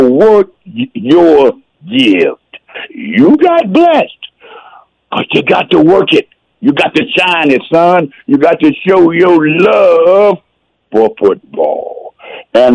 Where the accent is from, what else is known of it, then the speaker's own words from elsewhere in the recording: Texas, United States; I'm a Texan. I started playing when I was 5 in 1960